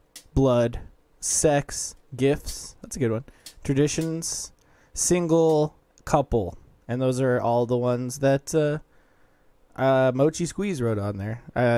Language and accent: English; Las Vegas, Nevada, United States; we're from the Las Vegas Valley